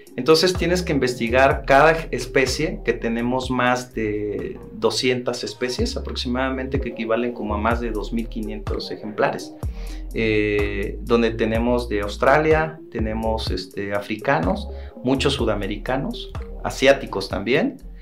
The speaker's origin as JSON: {"language": "Spanish", "town": "Santo Domingo Tehuantepec", "region": "Oaxaca", "country": "Mexico", "said": "yo soy de, Tehuantepec"}